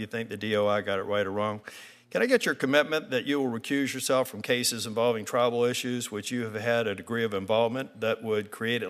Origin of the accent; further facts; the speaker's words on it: North Carolina, United States; You probably know I'm from North Carolina, and I have a history with the Eastern Band of the Cherokee